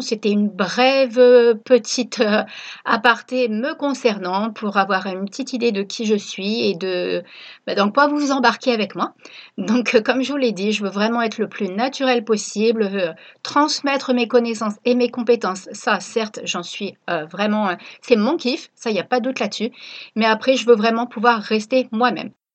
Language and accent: French; Reims, Grand Est, France; moved away as an adult; also born or lived in La Ciotat; now in Réunion, France; Je suis originaire de Reims